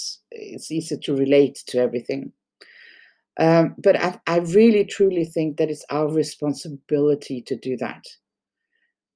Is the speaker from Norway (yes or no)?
yes; Norway; English is a second language; in Norway, we don't have a good word for, we actually call it dog owner in Norwegian